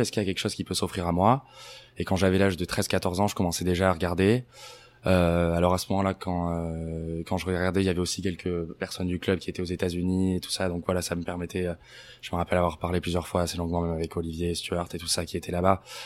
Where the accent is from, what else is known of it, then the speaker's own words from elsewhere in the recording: Anglet, Nouvelle-Aquitaine, France; moved away as an adult; also born or lived in Bayonne; now in United States; Je suis né à Bayonne. J'ai toujours habité euh, à Anglette.